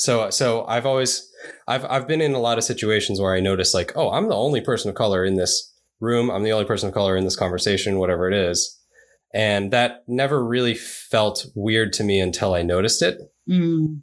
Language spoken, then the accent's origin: English; New York City, New York, United States; also born or lived in Japan; I grew up in New York, so I was in New York City most of my upbringing